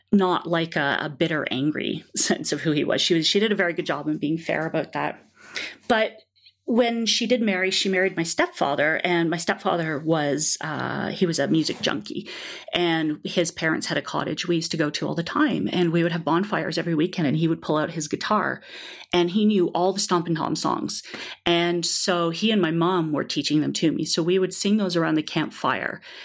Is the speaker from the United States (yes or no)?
no; Toronto, Ontario, Canada; I grew up in Toronto.